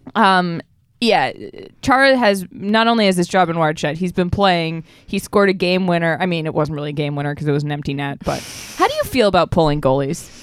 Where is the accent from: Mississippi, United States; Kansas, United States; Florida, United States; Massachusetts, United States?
Massachusetts, United States; Boston; I'm from Boston